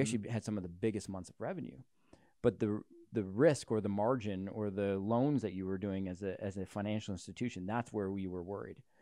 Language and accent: English; Canada; as a Canadian